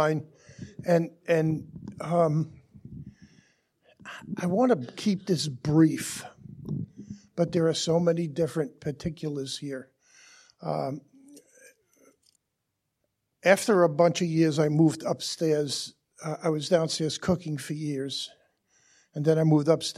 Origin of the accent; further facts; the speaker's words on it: Brooklyn, New York, United States; also born or lived in Long Island; We were born and raised in Brooklyn